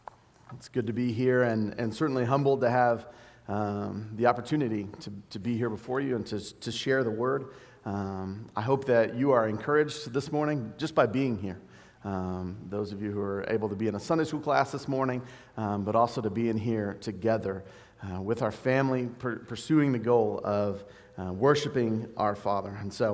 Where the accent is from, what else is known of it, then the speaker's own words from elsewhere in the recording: Duncan, Oklahoma, United States; So my testimony is I grew up in Duncan, Oklahoma. It's about an hour south of here